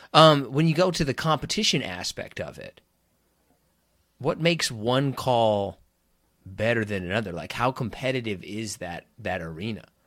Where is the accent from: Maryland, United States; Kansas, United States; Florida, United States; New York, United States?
Kansas, United States; I grew up in Kansas